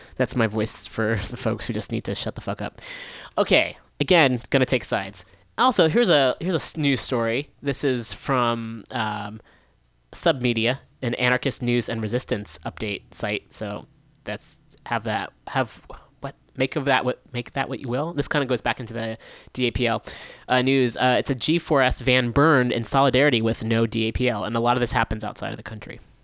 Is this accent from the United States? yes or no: yes; Bay Area, California, United States; I grew up in the Bay Area